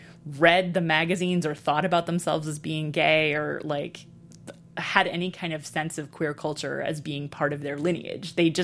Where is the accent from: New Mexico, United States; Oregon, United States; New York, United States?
New York, United States; New York City; I was really horrified that I grew up in New York City in the 80s